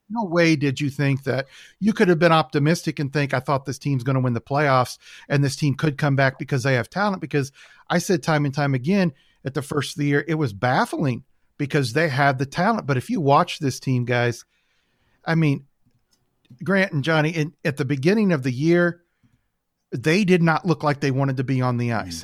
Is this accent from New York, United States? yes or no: no; St. Louis, Missouri, United States; also born or lived in California; moved out to Saint Louis when I was six.